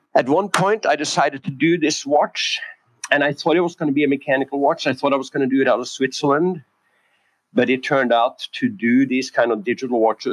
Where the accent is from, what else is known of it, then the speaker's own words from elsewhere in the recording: Norway; moved away as an adult; also born or lived in San Francisco, California / Koh Samui, Thailand; I was born and raised in Norway